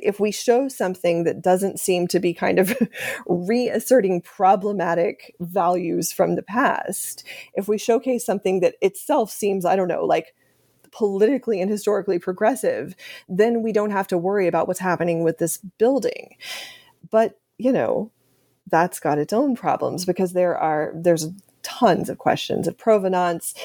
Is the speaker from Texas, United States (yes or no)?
yes; Austin, Texas, United States; moved away; I'm from Austin, Texas. That's where I grew up.